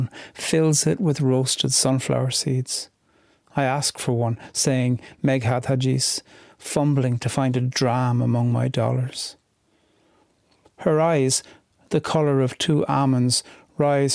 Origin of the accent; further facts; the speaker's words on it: County Cork, Munster, Ireland; I grew up in County Cork